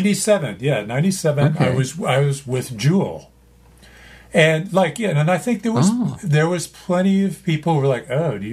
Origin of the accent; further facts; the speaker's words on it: Canada; I'm Canadian. Eh?